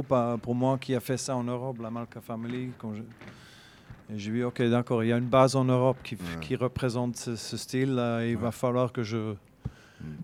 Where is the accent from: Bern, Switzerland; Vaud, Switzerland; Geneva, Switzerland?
Bern, Switzerland; je viens de la Suisse. Je suis suisse-allemand. Donc, euh, de Berne